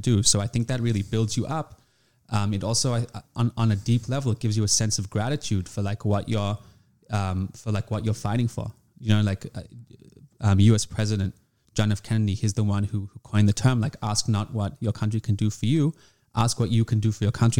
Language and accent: English; Australia; moved away as an adult; now in Israel; Came to Israel when I was eighteen from Australia. Uh, grew up there in the Jewish community